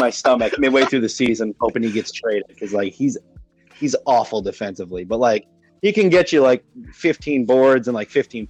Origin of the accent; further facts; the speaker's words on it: Scranton, Pennsylvania, United States; I'm from good old Scranton, PA.